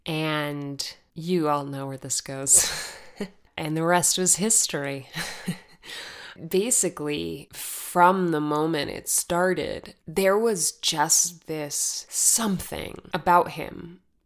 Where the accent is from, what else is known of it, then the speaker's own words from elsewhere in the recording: Arizona, United States; moved away; I'm from Arizona